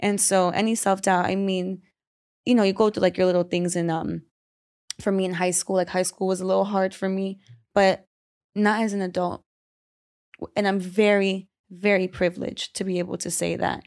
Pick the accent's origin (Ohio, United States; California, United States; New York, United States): New York, United States; I'm Caribbean from New York